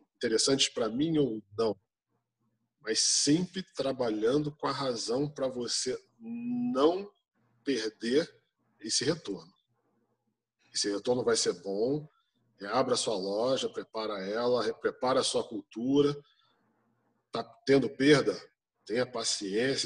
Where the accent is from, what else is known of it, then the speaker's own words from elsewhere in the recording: Brazil; Nós somos brasileiros